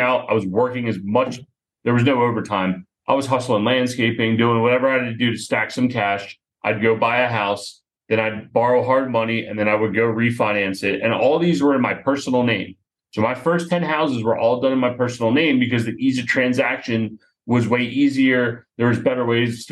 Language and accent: English; Philadelphia, Pennsylvania, United States; my business partner and I, we grew up together just outside of Philadelphia.